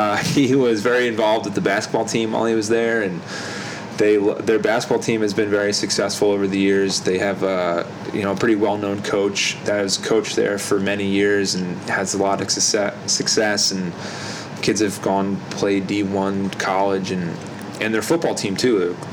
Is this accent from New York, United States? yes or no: no; New Jersey, United States; because I'm from South Jersey.